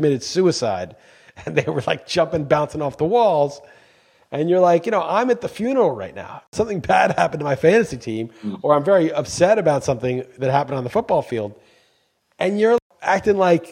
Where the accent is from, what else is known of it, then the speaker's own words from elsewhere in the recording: New York, United States; moved away as an adult; now in Portugal; I'm from New York